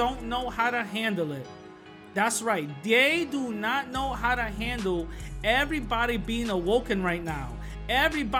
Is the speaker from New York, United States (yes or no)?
yes; New York City, New York, United States; I'm from the Bronx, born and raised from the South Bronx